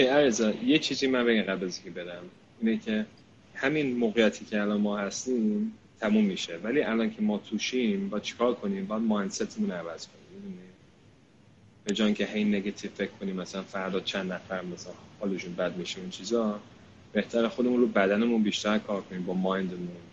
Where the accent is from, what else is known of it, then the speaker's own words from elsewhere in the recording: United Kingdom; من اینجا بزرگ شدم